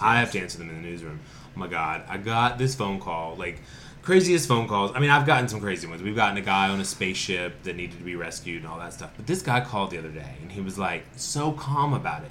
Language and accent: English; Winston-Salem, North Carolina, United States; now in Asheville, United States; I'm from Winston-Salem, North Carolina